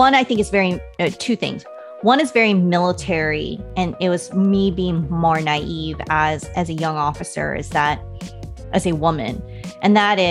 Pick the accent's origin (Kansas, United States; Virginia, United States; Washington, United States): Washington, United States; Western; moved away; also born or lived in Texas; I grew up in Western Washington